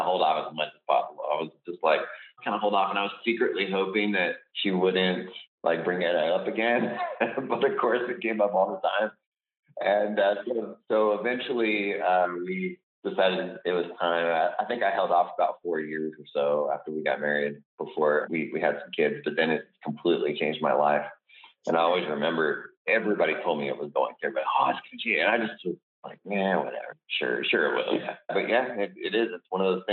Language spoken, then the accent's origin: English; Los Angeles, California, United States; moved away as an adult; when I was a kid out in L.A.